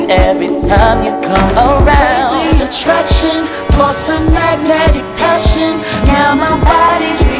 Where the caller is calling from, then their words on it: St. Paul, Minnesota, United States; Hey, this is … I'm calling from St. Paul.